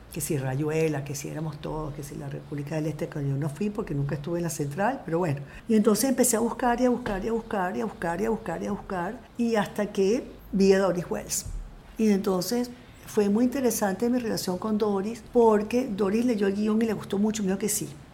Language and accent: Spanish; Caracas, Capital District, Venezuela; moved away as an adult; also born or lived in France; yo seguía siendo profundamente venezolana. O sea, yo nací aquí, yo me crié aquí